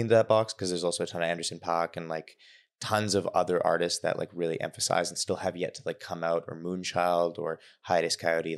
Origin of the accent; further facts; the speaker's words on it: Victoria, British Columbia, Canada; now in Toronto, Canada; I grew up in Victoria